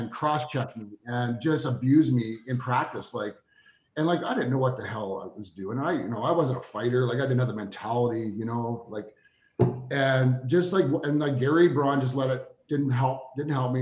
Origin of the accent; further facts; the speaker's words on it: Spruce Grove, Alberta, Canada; we're both from Spruce Grove